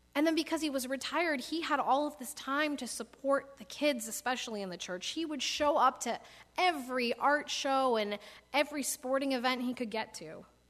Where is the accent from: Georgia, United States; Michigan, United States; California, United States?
Michigan, United States; moved away; when I was growing up in Michigan